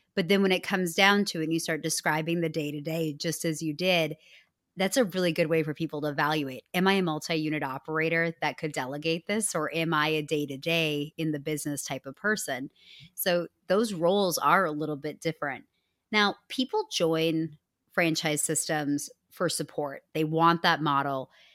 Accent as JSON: {"language": "English", "region": "Midwest", "country": "United States", "said": "I'm from the Midwest"}